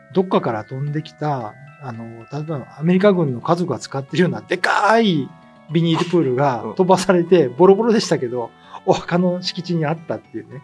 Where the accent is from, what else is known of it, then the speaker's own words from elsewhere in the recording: mainland Japan, Japan; moved away as an adult; now in Okinawa, Japan; 僕らはほら、まあ内地出身じゃないですか。